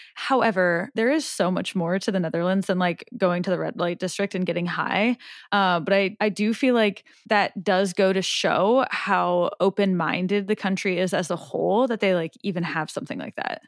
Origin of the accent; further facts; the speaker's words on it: Omaha, Nebraska, United States; I'm from Omaha